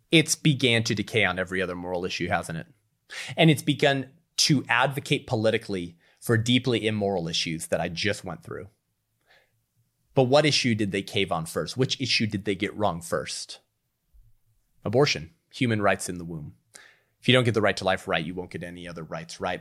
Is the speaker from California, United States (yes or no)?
yes; California, United States; my home state of California